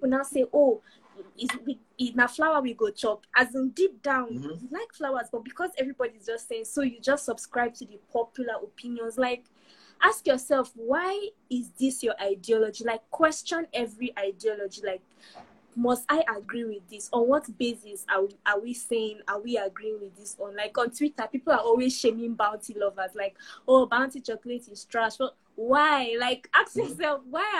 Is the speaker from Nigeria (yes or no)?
yes; Nigeria; moved away as an adult; also born or lived in United Kingdom; last year was the first time I moved away from Nigeria. I was in the UK all by myself for a whole year